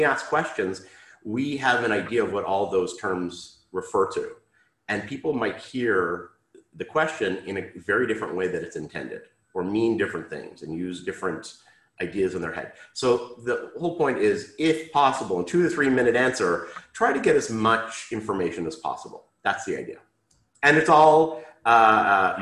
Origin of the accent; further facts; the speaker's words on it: Canada; moved away as an adult; now in Israel; Okay, so I am Canadian. I grew up in Canada, lived most of my life in Canada. I moved to Israel when I was about 20.